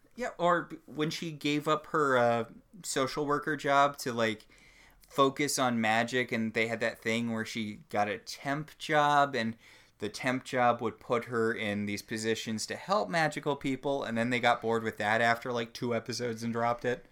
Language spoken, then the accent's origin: English; Connecticut, United States; now in Portland, United States; I grew up in Connecticut.